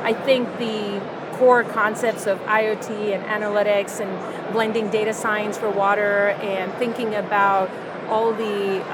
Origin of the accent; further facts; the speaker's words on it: India; moved away; I grew up in India